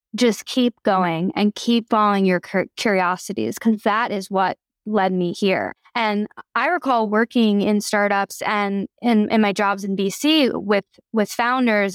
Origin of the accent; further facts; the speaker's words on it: Philadelphia, Pennsylvania, United States; moved away as an adult; also born or lived in Vermont; I was born and raised in Philly by my two moms